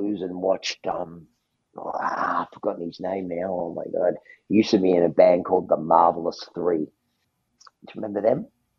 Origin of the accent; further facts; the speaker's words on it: Naperville, Illinois, United States; I'm from Naperville, Illinois.